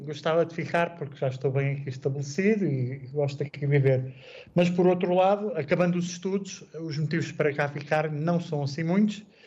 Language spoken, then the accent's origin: Portuguese; Portugal; moved away as an adult; also born or lived in Ireland / Czech Republic; now in Gdynia, Poland; quando saí de Portugal pela primeira vez